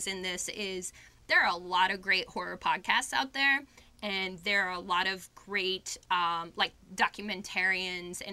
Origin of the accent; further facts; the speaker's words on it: Kansas City, Missouri, United States; now in Pittsburgh, United States; I live in Pittsburgh now, but I'm originally from Kansas City, Missouri. So I'm from the Midwest, middle of the country